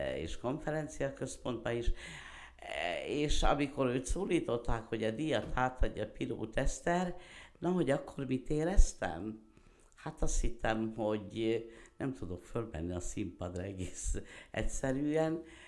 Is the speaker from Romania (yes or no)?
no; Szirák, Nógrád, Hungary; also born or lived in Veszprém / Debrecen; én Szereden születtem, eh, ma is ott élek